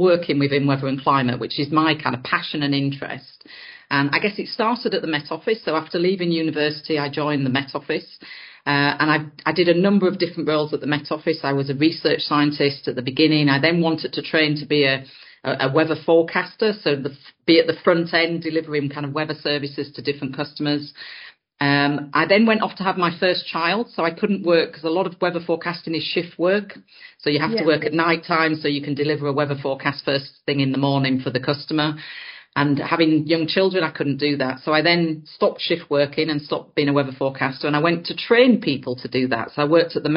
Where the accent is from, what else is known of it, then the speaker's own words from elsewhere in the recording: Yorkshire and the Humber, United Kingdom; I grew up in Yorkshire on top of the Pennines, so quite high up in the hills there.